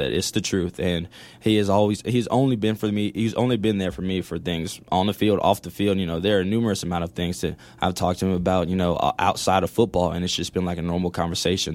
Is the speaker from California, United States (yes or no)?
no; Atlanta, Georgia, United States; moved away as an adult; now in El Paso, United States; I grew up in Atlanta, Georgia